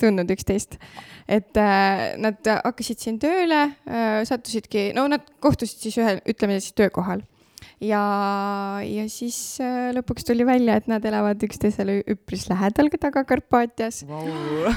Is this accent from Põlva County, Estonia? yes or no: yes; Saverna, Põlva County, Estonia; also born or lived in Otepää / Tartu; now in Tõrvandi, Estonia; õppisin Saverna põhikoolis üheksa aastat, äh, siis tulin Otepää gümnaasiumisse õppima kolm aastat